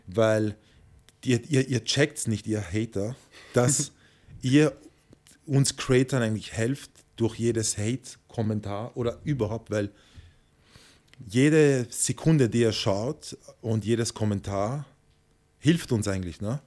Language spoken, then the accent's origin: German; Vienna, Austria; moved away as an adult; also born or lived in Tenerife, Spain; Ich bin Wiener